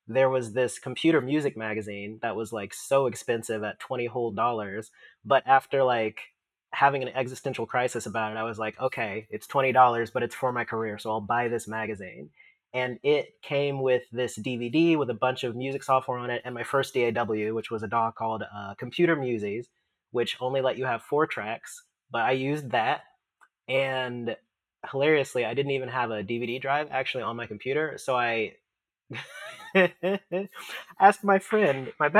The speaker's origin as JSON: {"language": "English", "town": "Augusta", "region": "Georgia", "country": "United States", "tie": "born or raised there", "moved": "as an adult", "lives_now": "Seattle, United States", "said": "I grew up in Augusta, Georgia"}